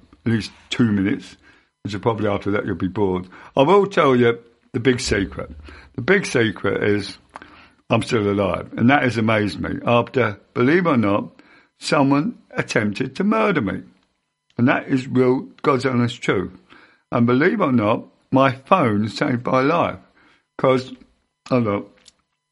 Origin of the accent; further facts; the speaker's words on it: Ottery St Mary, South West England, United Kingdom; I was born in Ottery St Mary